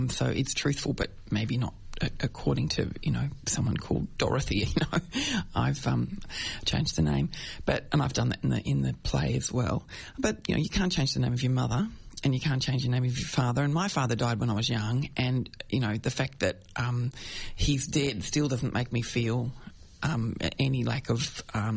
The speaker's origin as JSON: {"language": "English", "town": "Brighton", "region": "Victoria", "country": "Australia", "tie": "born or raised there", "said": "I grew up in Brighton"}